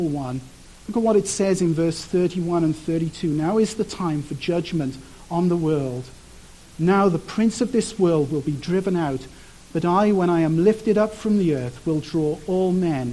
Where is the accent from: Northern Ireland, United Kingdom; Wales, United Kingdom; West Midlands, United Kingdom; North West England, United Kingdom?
Wales, United Kingdom; I'm from Wales, and there's like tons of sheep everywhere